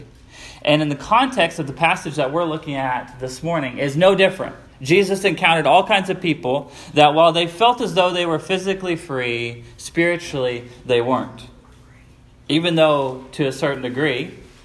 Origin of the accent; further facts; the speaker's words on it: United States; we, as Americans